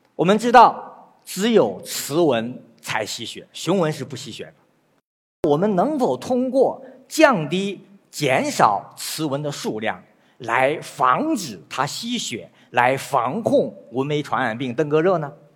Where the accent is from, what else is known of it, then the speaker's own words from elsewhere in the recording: northern China, China; 我是北方人，我知道，小时候到了下半夜